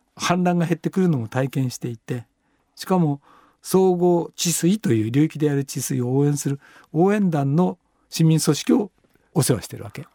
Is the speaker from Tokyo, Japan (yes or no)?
yes; banks of the Meguro River, Tokyo, Japan; 僕は目黒川のほとりで生まれたから